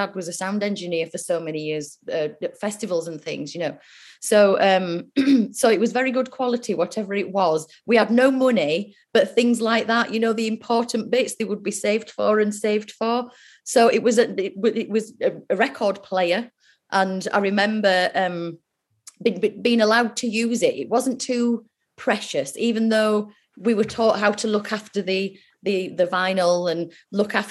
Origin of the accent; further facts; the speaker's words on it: Yorkshire and the Humber, United Kingdom; we're from Yorkshire